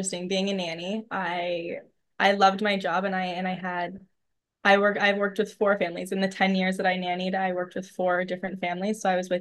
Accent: about 2 hours from Ottawa, small town in Northern Ontario, Canada; moved away as an adult; also born or lived in Toronto; I live in a small town in Northern Ontario, which I also never thought that I would do. I lived in Toronto for a number of years. I'm back in my hometown

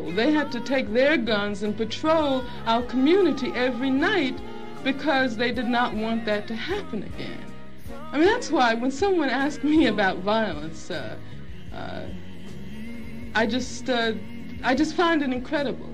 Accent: Birmingham, Alabama, United States; moved away; also born or lived in Los Angeles; I grew up in Birmingham, Alabama.

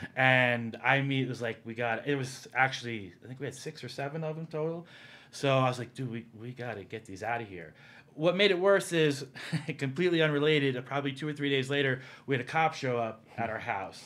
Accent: East Coast, United States; moved away; also born or lived in New Jersey / New York; I grew up on the East Coast, a combination of, uh, New Jersey and New York

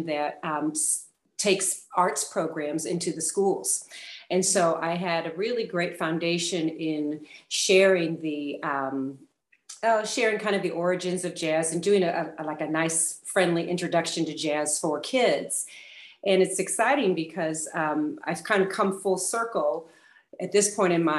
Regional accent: St. Louis, Missouri, United States; also born or lived in Portland, Oregon; now in Roswell, United States; I'm a native of St. Louis, Missouri. So I'm a native of the Midwest.

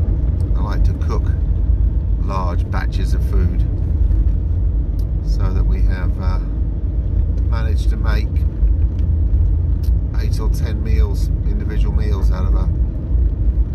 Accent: London, United Kingdom; moved away; I was brought up in London

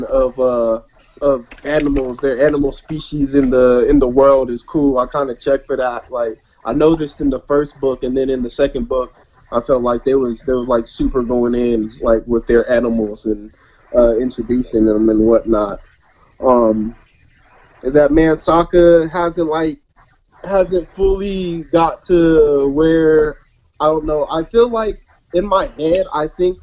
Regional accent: Colorado, United States; I'm from Colorado

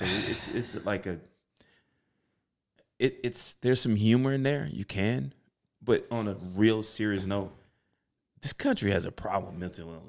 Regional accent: Chicago, Illinois, United States; Now, for me, growing up on the South Side of Chicago, welfare, last four kids, there are no military bases near where I grew up.

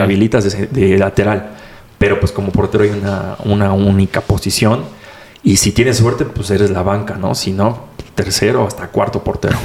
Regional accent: Mexico City, Mexico; tengo 22 años de aquí de Ciudad de México

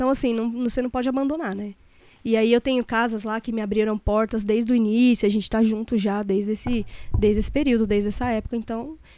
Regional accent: São Paulo, Brazil; Muita gente não sabe que eu sou aqui de, de São Paulo, que eu sou aqui de São Paulo, não, lá de São Paulo, né? Da Zona Leste.

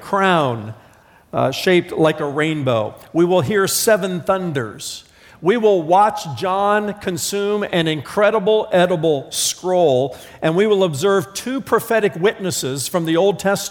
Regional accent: Indiana, United States; I'm from Indiana.

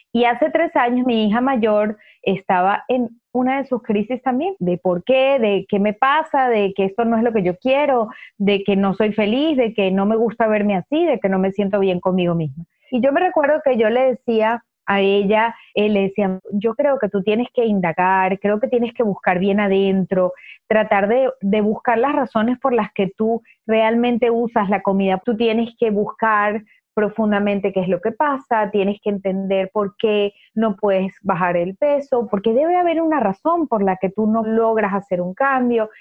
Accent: Venezuela; moved away as an adult; now in United States; soy venezolana, en Venezuela tuve mi propia empresa hasta que me vine a los Estados Unidos

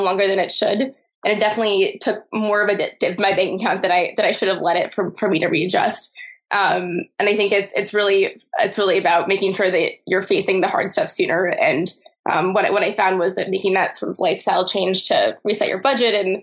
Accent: Grand Rapids, Michigan, United States; I'm from Michigan, sort of a suburban town called Grand Rapids.

